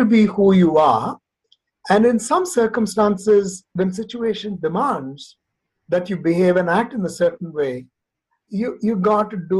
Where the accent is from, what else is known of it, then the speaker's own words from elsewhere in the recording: Nagpur, Maharashtra, India; I grew up in Nagpur. I mean, when I say grew up in Nagpur, one of the time in my life as I was in high school, I was in Nagpur. I spent about 4 years in Nagpur.